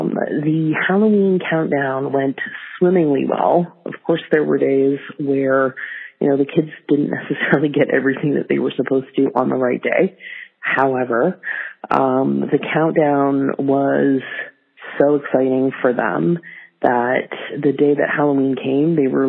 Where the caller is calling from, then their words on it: Canada; I'm calling from the Great White North